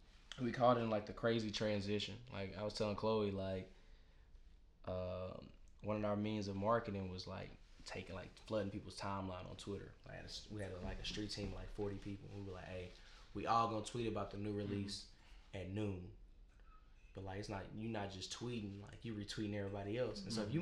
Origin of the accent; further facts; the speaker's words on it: Nashville, Tennessee, United States; I'm from Bordeaux. They from Antioch. You know what I'm saying? We just south side, north side. We just raised different.